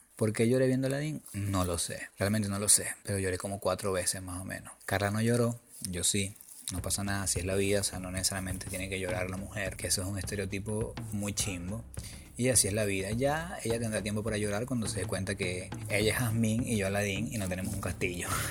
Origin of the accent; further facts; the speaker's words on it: Venezuela; moved away as an adult; vengo de un lugar, o sea, que vengo de Venezuela, donde no hay buses